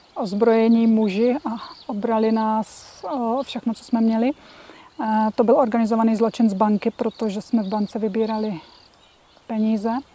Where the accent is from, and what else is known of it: Czechia; moved away